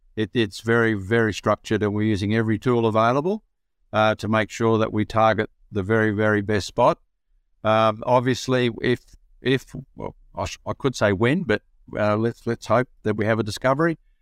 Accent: Broken Hill, New South Wales, Australia; I'm a Broken Hill boy, so I was born in Broken Hill

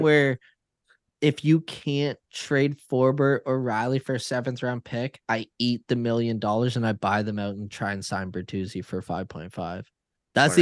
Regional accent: Canada; as a Canadian

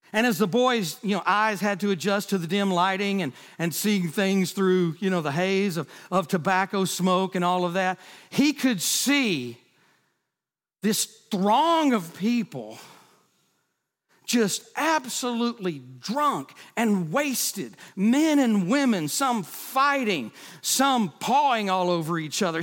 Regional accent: United States; I was born in America.

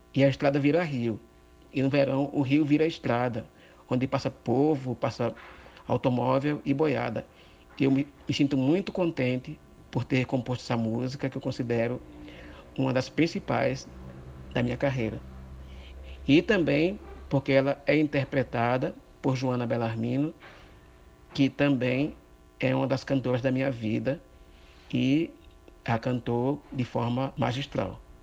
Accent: Mituaçu, Paraíba, Brazil; eu sou do Mituaçu

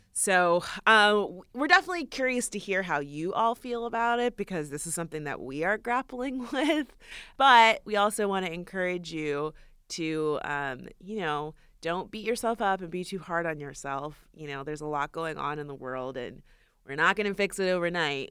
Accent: Florida, United States; moved away; we're actually both from Florida.

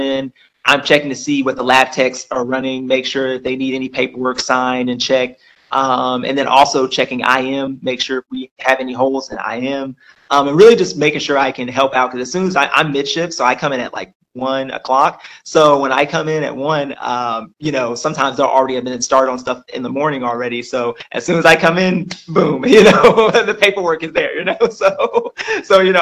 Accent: Lawrenceville, Georgia, United States; also born or lived in Mississippi / Norcross, Georgia; I'm originally from Mississippi. I was raised in Georgia ever since I was 3 years old, so I'm pretty much a Georgia boy. But I was raised in Lawrenceville, Georgia

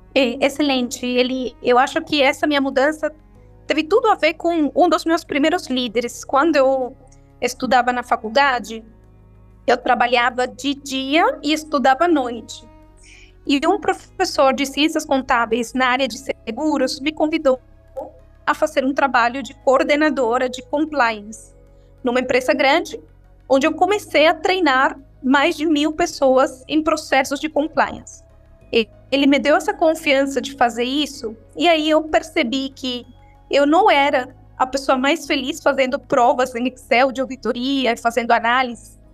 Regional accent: Venezuela; Portuguese is a second language; moved away as an adult; now in Brazil; Eu sou venezuelana, moro no Brasil há 13 anos

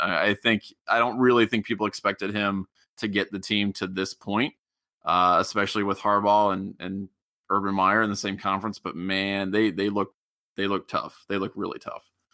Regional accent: Middletown, Ohio, United States; moved away; I'm from originally from Middletown down near Cincinnati

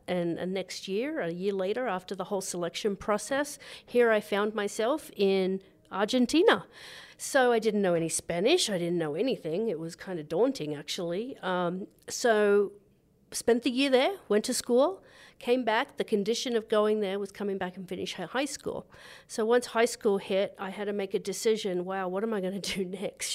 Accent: Gosford, New South Wales, Australia; moved away; also born or lived in Goulburn, Australia; I grew up in Gosford

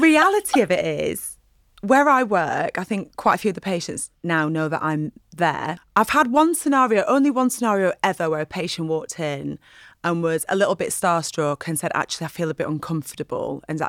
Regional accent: Burnley, North West England, United Kingdom; And because I'm from Burnley, I'm sure the guy who does that advert is from Burnley. And my accent's changed a bit over the years.

